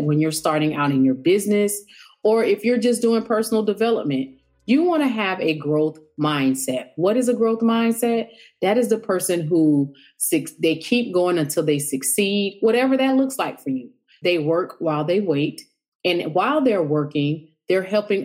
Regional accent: the South, United States; I'm from the South.

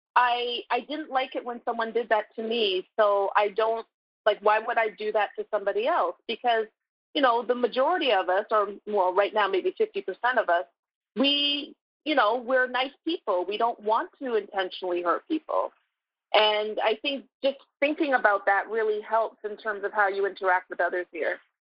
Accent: Toronto, Ontario, Canada; moved away as an adult; also born or lived in Brooklyn, New York; now in New York, United States; I'm originally from Toronto, Canada, so I moved here seven, almost seven years ago

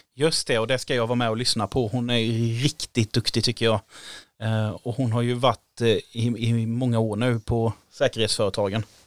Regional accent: Sweden; då sa vi Sverige

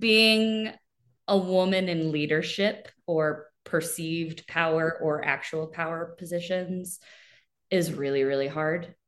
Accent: Chesterfield, Missouri, United States; moved away; I am originally from Chesterfield, Missouri

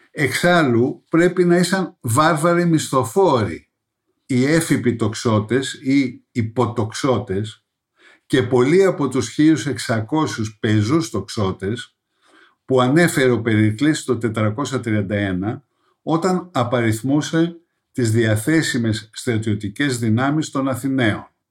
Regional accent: Greece; ως Έλληνες

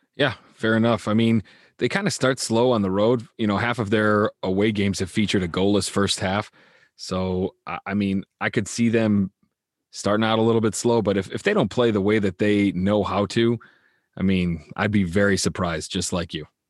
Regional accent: United States; I'm an American

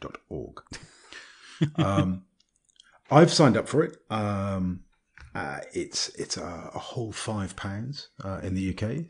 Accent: Bristol, South West England, United Kingdom; I was born in Bristol

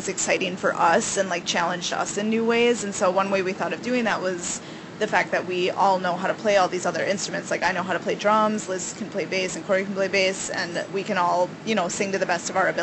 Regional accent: Minneapolis, Minnesota, United States; We're from Minneapolis, Minnesota

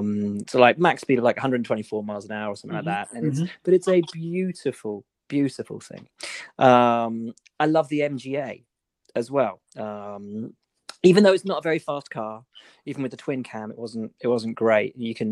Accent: Malvern, West Midlands, United Kingdom; I grew up in Malvern, right?

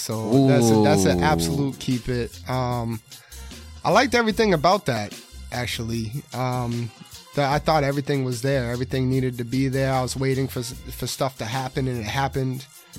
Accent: Rockland, Massachusetts, United States; I'm from Rockland.

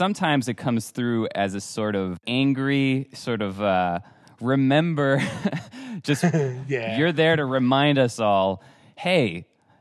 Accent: Paris, Île-de-France, France; now in United States; I was born in Paris, France

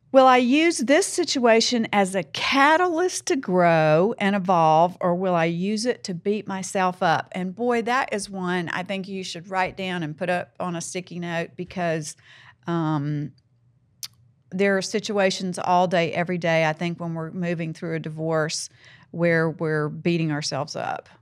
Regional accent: the South, Southern United States, United States; accent: Southern; I'm Southern. I'm, that's who I am, you know? I have an accent

